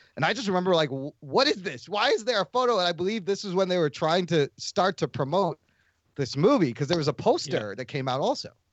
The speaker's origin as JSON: {"language": "English", "country": "United States", "tie": "born or raised there", "said": "Just because I'm Pakistani doesn't mean I don't belong here. I was born in goddamn America"}